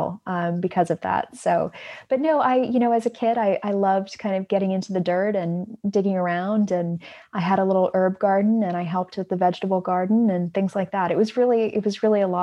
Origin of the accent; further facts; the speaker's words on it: Los Angeles, California, United States; I grew up in Southern California in Los Angeles